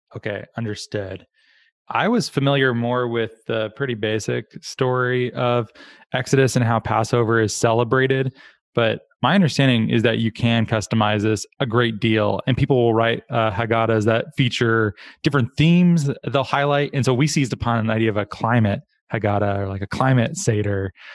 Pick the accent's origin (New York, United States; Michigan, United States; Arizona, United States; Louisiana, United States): Arizona, United States; I grew up in Arizona